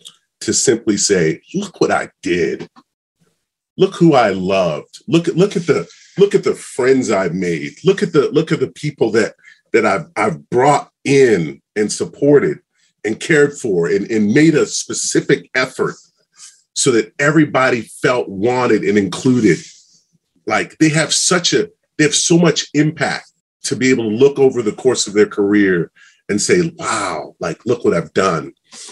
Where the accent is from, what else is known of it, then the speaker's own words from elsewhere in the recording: Maryland, United States; I came from Maryland, came out to BYU, football scholarship, met my wife.